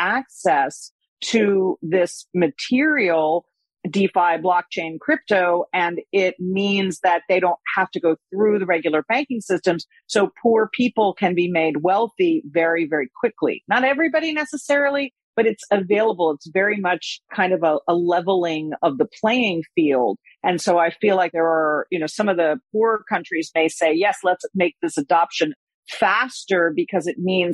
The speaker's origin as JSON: {"language": "English", "country": "United States", "said": "as an American"}